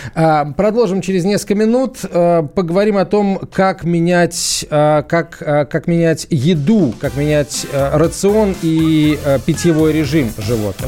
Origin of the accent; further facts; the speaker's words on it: Azerbaijan; moved away; я сам родился в Закавказье, в Азербайджане